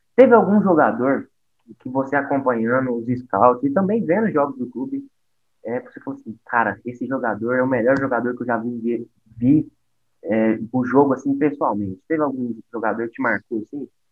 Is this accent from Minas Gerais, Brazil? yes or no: yes; Uberlândia, Minas Gerais, Brazil; Eu sou daqui de Uberlândia.